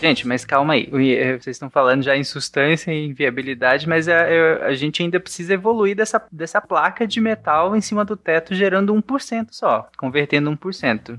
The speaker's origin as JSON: {"language": "Portuguese", "region": "Pará", "country": "Brazil", "tie": "born or raised there", "said": "crescendo lá no Pará"}